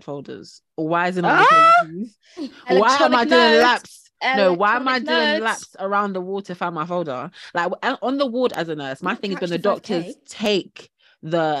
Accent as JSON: {"language": "English", "country": "Jamaica", "lives_now": "United Kingdom", "said": "I know I'm Jamaican"}